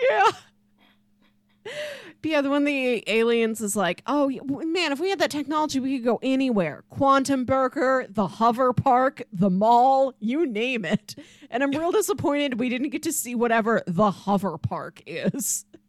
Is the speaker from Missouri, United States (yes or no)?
yes; Missouri, United States; we're from Missouri